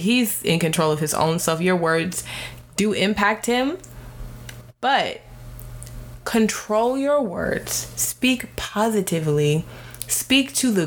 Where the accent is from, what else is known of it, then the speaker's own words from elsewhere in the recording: United States; I am African American